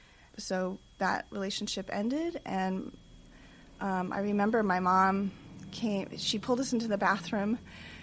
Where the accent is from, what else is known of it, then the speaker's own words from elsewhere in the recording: Los Angeles, California, United States; I was born in Hollywood, California